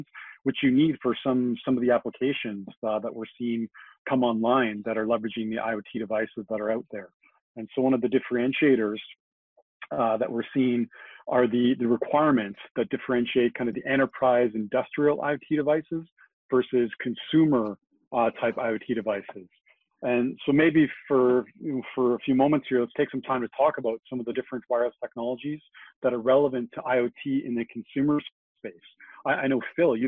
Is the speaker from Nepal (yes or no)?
no; Canada; we see our Zs in Canada